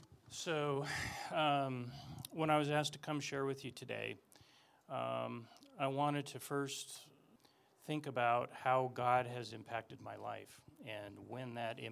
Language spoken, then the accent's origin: English; Denver, Colorado, United States; I was born in Denver, and my family was strict Irish Catholic. And my dad was born in England as they were coming from Ireland to America. And so I'm the firstborn American in my family line.